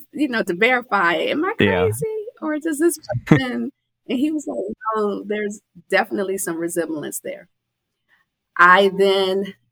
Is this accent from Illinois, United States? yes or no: yes; Chicago, Illinois, United States; born there; I was born in Chicago.